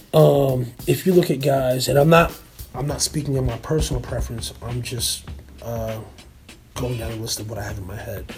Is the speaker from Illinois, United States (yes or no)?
no; New Jersey, United States; growing up in Jersey and being a music nerd in general